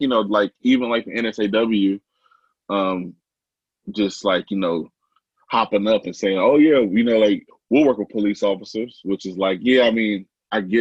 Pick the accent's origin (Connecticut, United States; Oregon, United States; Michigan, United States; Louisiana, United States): Oregon, United States; Portland; I don't live in Portland, but I live in the Portland area. I'm from Portland though.